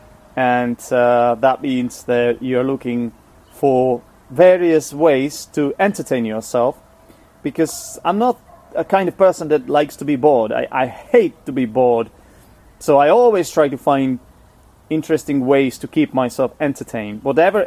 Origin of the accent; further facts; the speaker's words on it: Czechia; first language Czech; English is a second language; also born or lived in England; I'm Czech, I'm from the Czech Republic. Czech is my first language